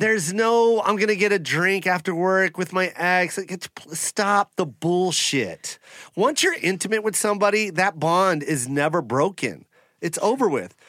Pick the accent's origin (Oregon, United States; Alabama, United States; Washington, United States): Washington, United States; I'm from Washington